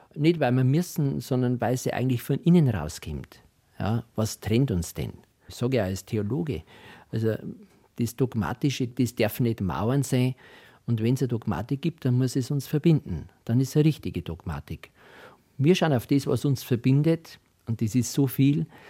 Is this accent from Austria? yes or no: yes; Rottenbach, Upper Austria, Austria; moved away as an adult; also born or lived in Diocese of Eichstätt, Bavaria; now in Sulzbürg, Germany; in Rotenbach, da wo ich herkomme, in den Bezirk Christkirchen, was ja ein Stammland für die Landler gewesen ist